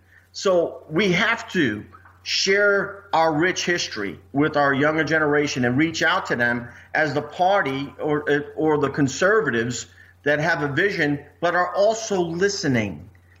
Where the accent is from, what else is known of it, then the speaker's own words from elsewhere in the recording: Midwest, United States; Okay, I'm from the Midwest.